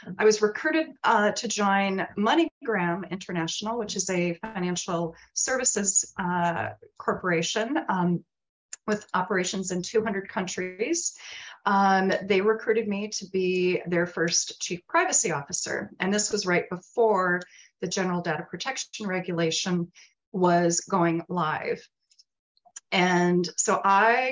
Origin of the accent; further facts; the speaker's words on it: Minneapolis, Minnesota, United States; I went to work for one of the larger law firms in my hometown of Minneapolis.